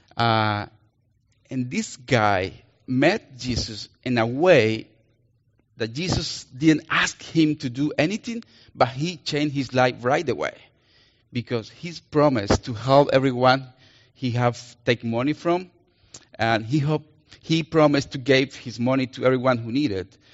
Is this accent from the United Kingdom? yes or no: no; Colombia; accent: Colombian; English is a second language; now in Minnesota, United States; I'm gonna use my Colombian accent. because I'm Colombian